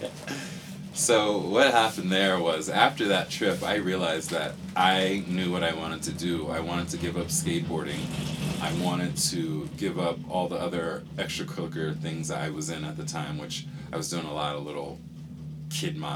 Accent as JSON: {"language": "English", "country": "Panama", "said": "Actually, I'm from Panama. I'm from, my mother is Spanish. She doesn't speak much English. And so when I was born in Panama"}